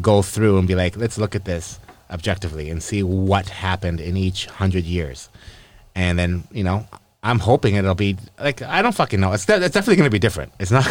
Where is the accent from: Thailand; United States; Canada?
Canada; we're Canadian